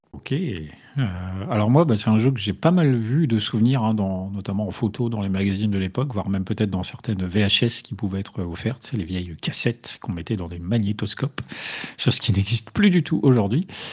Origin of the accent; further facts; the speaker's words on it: the North, France; je suis du Nord.